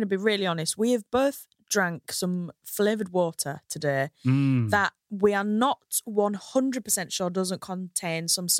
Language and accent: English; Hull, Yorkshire and the Humber, United Kingdom; now in London, United Kingdom; you might be able to tell from my accent, I come from Hull.